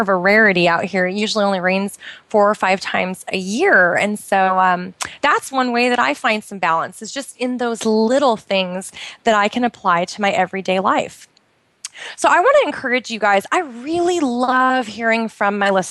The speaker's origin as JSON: {"language": "English", "region": "Pacific Northwest", "country": "United States", "tie": "born or raised there", "moved": "as an adult", "lives_now": "Bahrain", "said": "I grew up in the Pacific Northwest"}